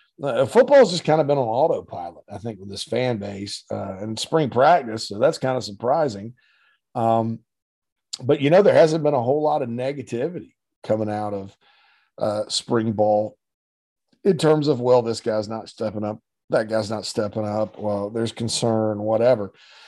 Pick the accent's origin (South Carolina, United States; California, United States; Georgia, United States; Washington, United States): South Carolina, United States; Spartanburg; Right there in my hometown of Spartanburg, Sparkle City